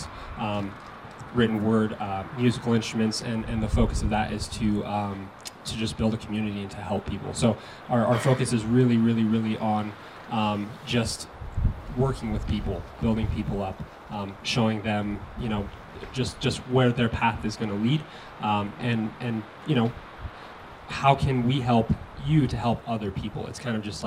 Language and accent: English; Colorado, United States; born and raised in Colorado